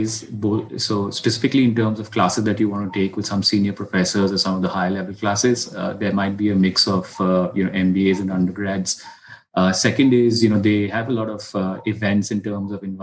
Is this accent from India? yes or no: yes; India; also born or lived in New York, United States; I'm from India